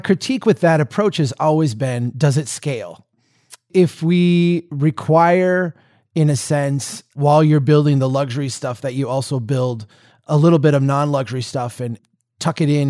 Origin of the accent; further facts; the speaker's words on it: Minnesota, United States; I grew up here in Minnesota watching the Turner Network and CNN as a little kid